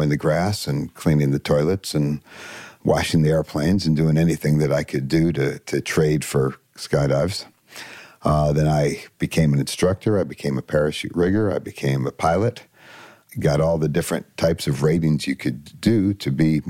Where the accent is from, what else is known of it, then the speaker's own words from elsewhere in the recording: Columbus, Ohio, United States; Mostly in Columbus, Ohio